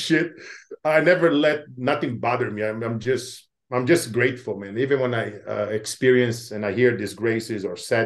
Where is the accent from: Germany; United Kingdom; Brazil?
Brazil; moved away; growing up in Brazil